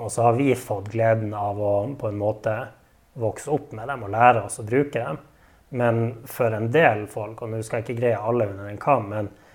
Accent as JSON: {"language": "Norwegian", "town": "Narvik", "region": "Nordland", "country": "Norway", "tie": "born or raised there", "said": "jeg er en ekte narvikværing. Født og oppvokst i Narvik og elsker byen jeg bor"}